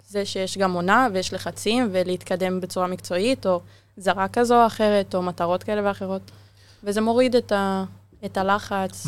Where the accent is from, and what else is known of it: Israel